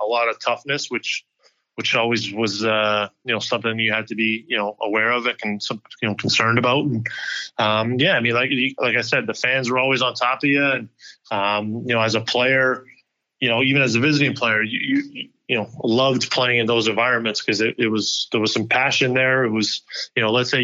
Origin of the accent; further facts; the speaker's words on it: Montreal, Quebec, Canada; moved away; growing up in Montreal, speaking French